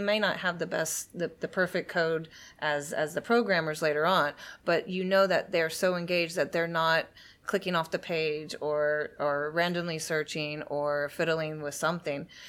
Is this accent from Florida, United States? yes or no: yes; Sebastian, Florida, United States; also born or lived in Miami, Florida / London, England; I was actually born in Miami, Florida, but I grew up in Sebastian, which is about three hours north of Miami